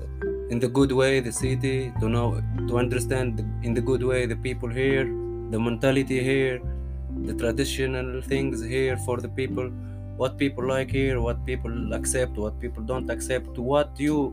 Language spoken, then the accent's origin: English; Tunisia; moved away as an adult; now in Alkmaar, Netherlands; I come from Tunisia. I am a blogger. I am 27 years old now. I have 1 month and a half in Alkmaar